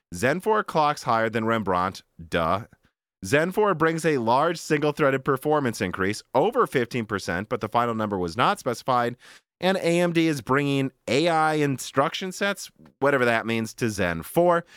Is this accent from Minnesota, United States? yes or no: yes; Minnesota, United States; moved away; I'm from Minnesota